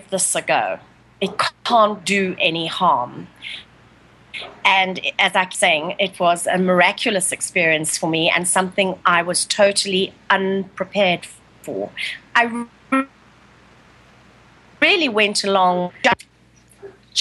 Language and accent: English; South Africa; moved away as an adult; also born or lived in San Francisco, United States; now in Italy; I'm South African born to an Italian father. So I live in Italy at the moment, but for many years I was an expat wife